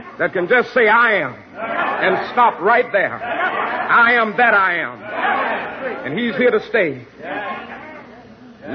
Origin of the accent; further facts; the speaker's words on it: Georgia, United States; Down in my home state of Georgia